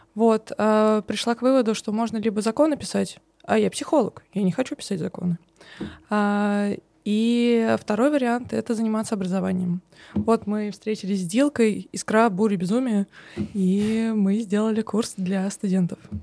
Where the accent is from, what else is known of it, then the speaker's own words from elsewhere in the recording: Samara, Samara Oblast, Russia; я из Самары